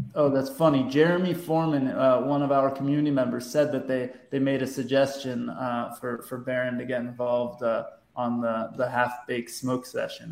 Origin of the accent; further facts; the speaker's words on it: Southern California, United States; growing up in Southern California